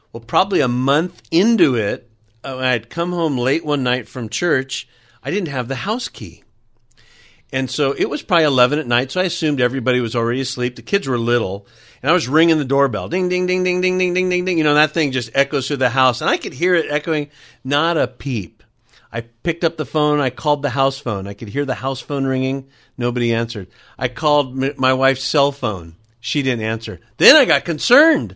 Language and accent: English; California, United States; landed here in California. That's pretty much where I grew up and was, was raised